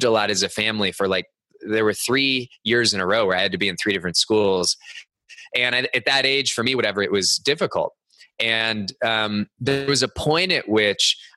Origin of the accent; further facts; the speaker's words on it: Cupertino, California, United States; I grew up in the Bay Area of California. Cupertino was my hometown.